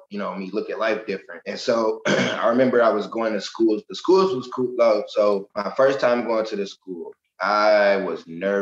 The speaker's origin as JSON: {"language": "English", "town": "Michigan City", "region": "Indiana", "country": "United States", "tie": "born or raised there", "lives_now": "Indianapolis, United States", "said": "I grew up as a kid until 18 in Michigan City."}